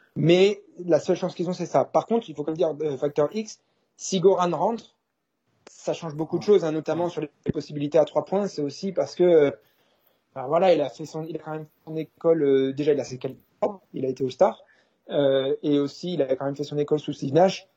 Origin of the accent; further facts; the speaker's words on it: France; now in United States; j'ai grandi en France